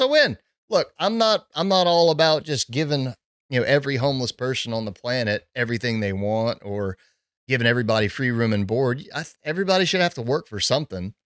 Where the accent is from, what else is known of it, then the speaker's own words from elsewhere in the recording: Southern Louisiana, United States; I grew up in Southern Louisiana